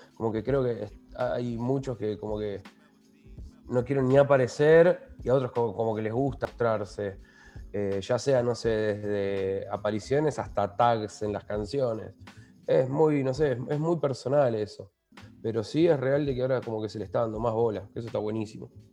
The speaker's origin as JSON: {"language": "Spanish", "town": "Lanús", "region": "Buenos Aires Province", "country": "Argentina", "said": "Somos los dos de Lanús"}